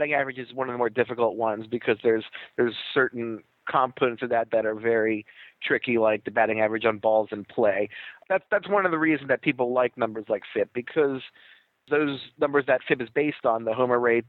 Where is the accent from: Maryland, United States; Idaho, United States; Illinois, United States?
Maryland, United States; Baltimore; I grew up in Baltimore, and everyone was Orioles crazy